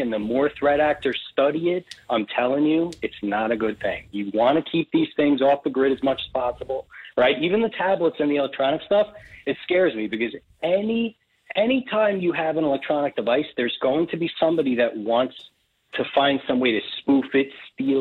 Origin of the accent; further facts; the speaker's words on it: Bridgewater, New Jersey, United States; moved away as an adult; now in Tampa, United States; lifelong New Jerseyan